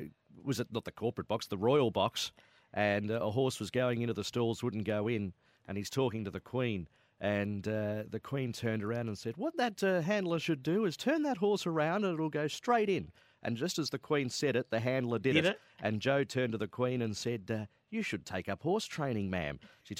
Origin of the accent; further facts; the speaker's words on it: Melbourne, Victoria, Australia; Oh, look, I think it was always something I wanted to do because I was brought up in Melbourne and I absolutely had a great passion for it.